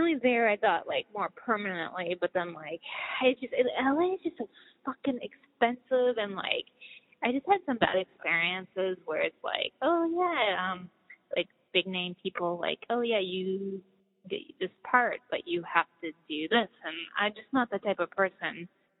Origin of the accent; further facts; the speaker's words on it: Boston, Massachusetts, United States; moved away as an adult; also born or lived in California; I was born in Boston and grew up in, you know, there, and then when I was older I moved out to California and was out there for a while.